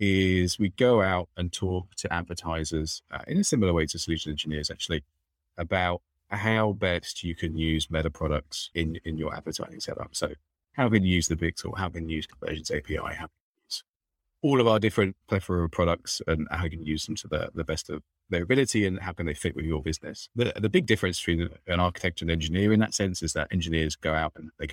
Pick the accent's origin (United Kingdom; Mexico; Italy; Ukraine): United Kingdom; London; accent: London; now in Austin, United States; I've got my London accent as well. I'm from London, but I am in Austin